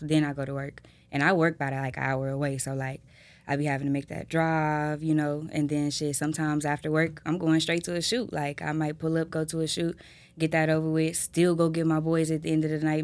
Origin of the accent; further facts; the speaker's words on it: Houston, Texas, United States; I'm from Houston